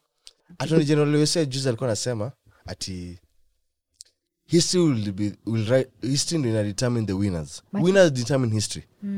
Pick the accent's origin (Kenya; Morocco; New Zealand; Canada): Kenya; I can say that as a Kenyan